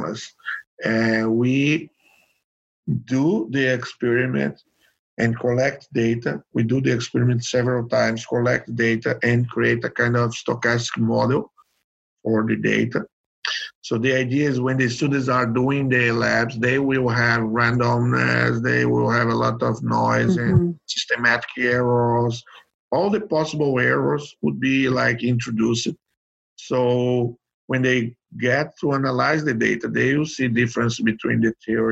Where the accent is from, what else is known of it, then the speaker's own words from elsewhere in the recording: Brazil; I'm from Brazil.